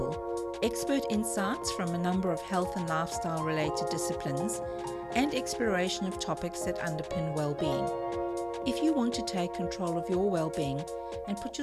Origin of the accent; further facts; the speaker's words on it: South Africa; now in Australia; I'm South African living in Australia